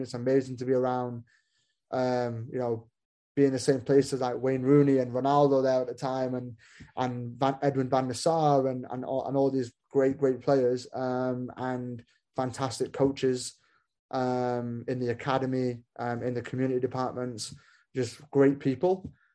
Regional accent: Manchester, North West England, United Kingdom; moved away as an adult; also born or lived in Kansas City, United States; now in Bloomington, United States; I was born in Manchester, uh, in England

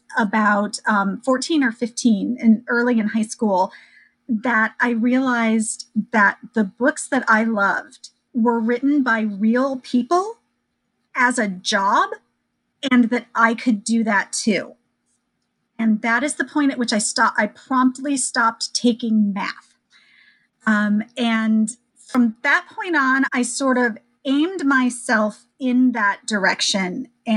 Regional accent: Iowa, United States; So, sure. I grew up in Iowa.

